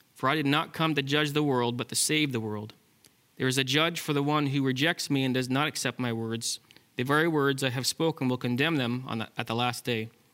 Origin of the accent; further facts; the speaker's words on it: Ontario, Canada; now in British Columbia, Canada; I'm from Ontario